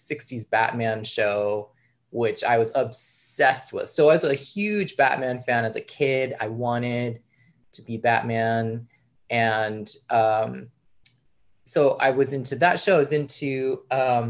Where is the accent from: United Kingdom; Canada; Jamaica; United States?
United States; outside New York City; I grew up outside New York City in the burbs.